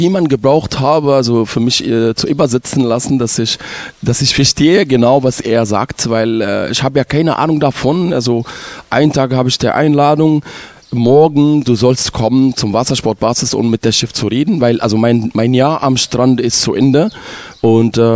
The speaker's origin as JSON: {"language": "German", "town": "Ismailia", "region": "Ismailia Governorate", "country": "Egypt", "said": "Also ich komme aus Ismailia, das liegt am Suezkanal"}